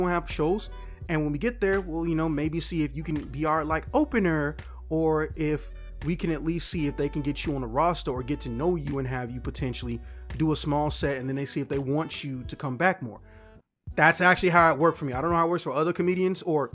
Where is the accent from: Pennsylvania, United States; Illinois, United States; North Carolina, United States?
Illinois, United States; Chicago; I'm from Chicago